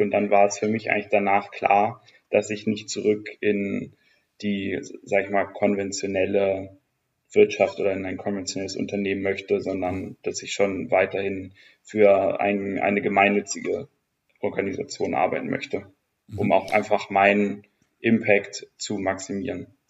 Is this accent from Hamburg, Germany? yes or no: yes; Hamburg, Germany; moved away; also born or lived in Nuremberg / Gütersloh; nach Hamburg gezogen für die Jobsuche. Ich bin ja ursprünglich daher